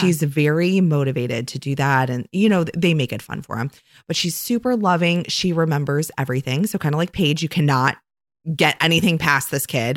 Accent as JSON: {"language": "English", "town": "Oak Park", "region": "Illinois", "country": "United States", "moved": "yes", "lives_now": "Saint Joseph, United States", "said": "I am originally from Chicago, a very near west suburb of Chicago called Oak Park"}